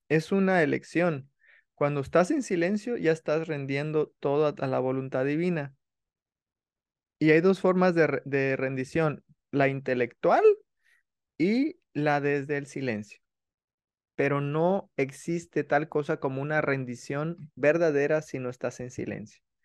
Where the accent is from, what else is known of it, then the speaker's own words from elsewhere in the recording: Mexico; yo sabe que soy mexicano